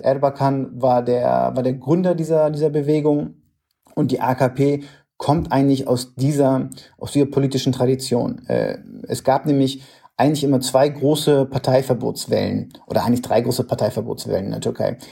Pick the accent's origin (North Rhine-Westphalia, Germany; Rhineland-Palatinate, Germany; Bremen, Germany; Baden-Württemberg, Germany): Bremen, Germany; moved away; in meiner Heimatstadt in Bremen